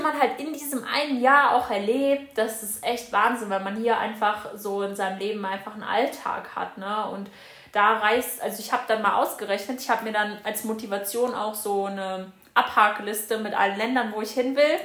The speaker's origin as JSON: {"language": "German", "country": "Germany", "said": "bei uns in Deutschland"}